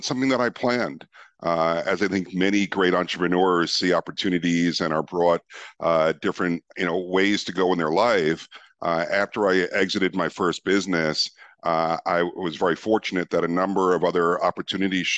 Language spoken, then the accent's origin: English; New York, United States; moved away as an adult; also born or lived in Amsterdam, Netherlands; I was born and raised in New York.